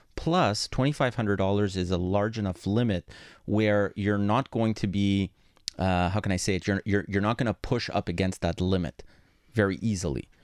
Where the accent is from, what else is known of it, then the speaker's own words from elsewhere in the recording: Montreal, Quebec, Canada; first language Greek; English is a second language; I grew up in a Greek household. My first language was Greek, my second one was English, even though I was born here